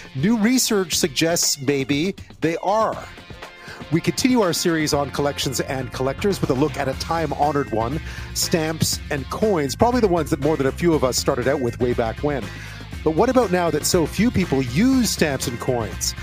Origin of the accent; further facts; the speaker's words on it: Montreal, Quebec, Canada; I grew up in Montreal